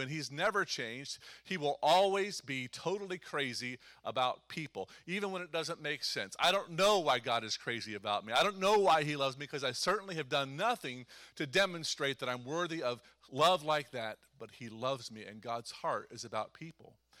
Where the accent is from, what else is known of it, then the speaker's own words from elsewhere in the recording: Eastern Ohio, United States; I'm from Eastern Ohio